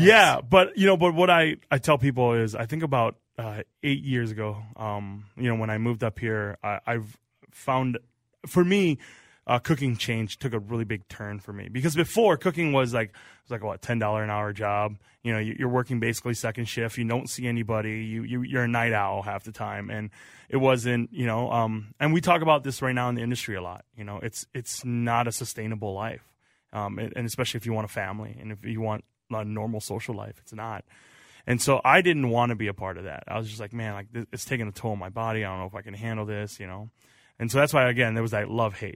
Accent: Central Wisconsin, United States; moved away as an adult; now in St. Paul, United States; I grew up in Wisconsin

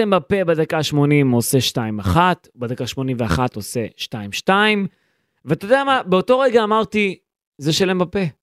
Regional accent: Israel; אני ישראלי

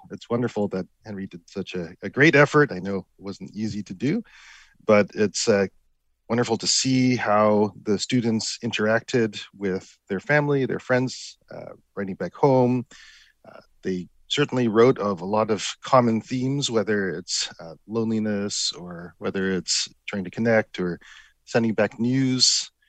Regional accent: Vancouver, British Columbia, Canada; As I mentioned, I grew up in Vancouver, so I certainly benefited from the positive regard that my family had for the United States.

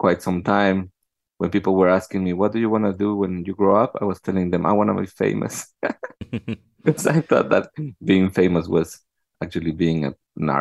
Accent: Ciudad Sahagún, Hidalgo, Mexico; moved away as an adult; now in Detroit, United States; I was born in Ciudad Sahagún in the state of Hidalgo.

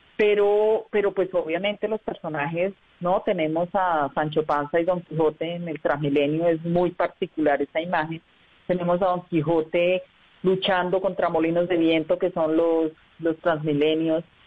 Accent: Socorro, Santander, Colombia; moved away as an adult; also born or lived in Bucaramanga; now in Bogotá, Colombia

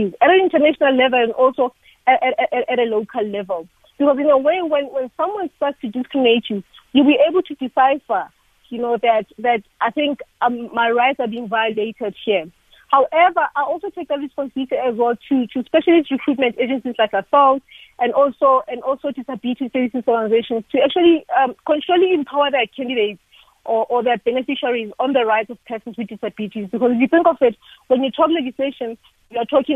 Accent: South Africa

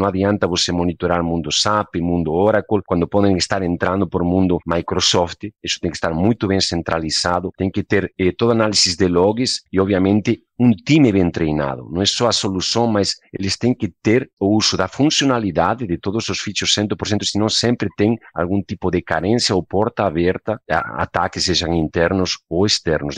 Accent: Spain; Portuguese is a second language; moved away as an adult; also born or lived in United States; now in Brazil; o sotaque tem um motivo. Sou de origem espanhola. Legal. Eu nasci, me criei, me eduquei lá

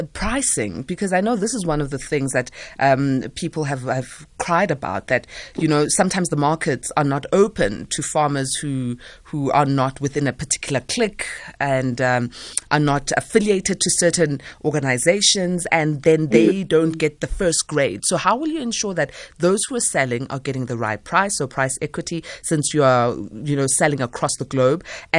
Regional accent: South Africa; but then I, as a South African, will opt out.

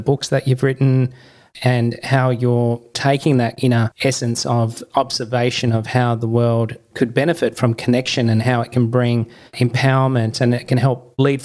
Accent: Tasmania, Australia; moved away; I'm a Tassie boy. I grew up in Tasmania

